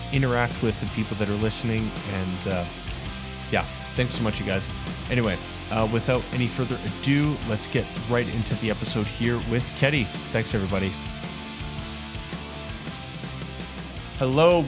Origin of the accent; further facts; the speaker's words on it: Calgary, Alberta, Canada; There's only a few of us that are actually like from here